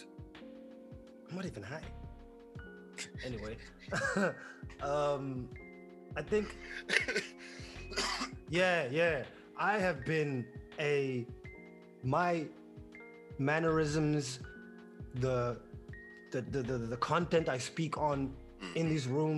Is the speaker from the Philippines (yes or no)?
no; Windhoek, Khomas, Namibia; moved away as an adult; also born or lived in New York, United States; now in Atlanta, United States; I grew up in Windhoek my whole life.